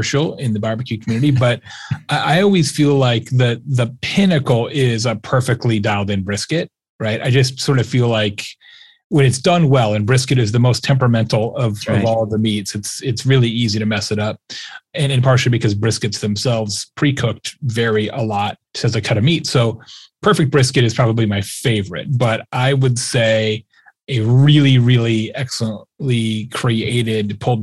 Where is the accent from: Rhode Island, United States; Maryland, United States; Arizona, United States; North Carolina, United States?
Arizona, United States; I grew up in Arizona